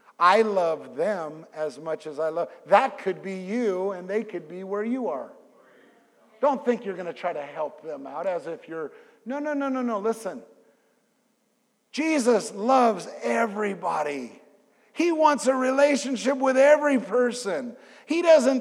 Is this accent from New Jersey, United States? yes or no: no; California, United States; I'm from California